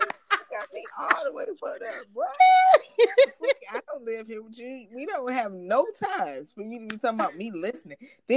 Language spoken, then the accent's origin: English; Newport News, Virginia, United States; I'm from Virginia, Newport News, so maybe like you kind of had to be a tough girl